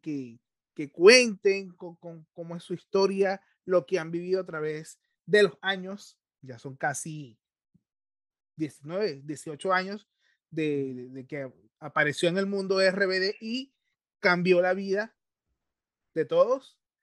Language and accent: Spanish; Carúpano, Sucre, Venezuela; yo soy de Carúpano